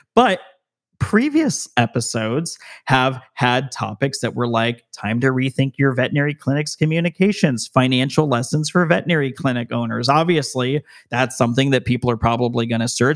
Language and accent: English; Las Vegas, Nevada, United States; I'm from Las Vegas, Nevada